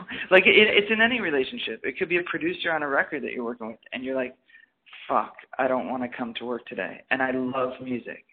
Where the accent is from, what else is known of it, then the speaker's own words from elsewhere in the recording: Midwest, United States; moved away; I was from the Midwest